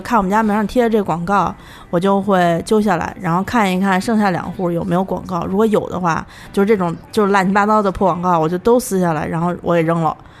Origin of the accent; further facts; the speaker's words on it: Datong, Shanxi, China; now in Beijing, China; 我老家是坐二楼，二楼大同